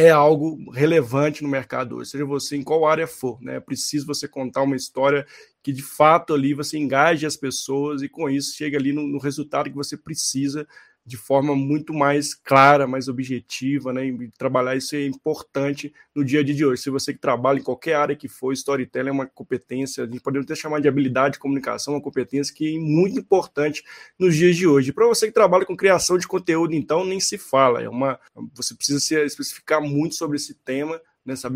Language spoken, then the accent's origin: Portuguese; Belo Horizonte, Minas Gerais, Brazil; lembrando que nós todos nós somos mineiros, então estamos falando direto das Minas Gerais aqui, de Belo Horizonte.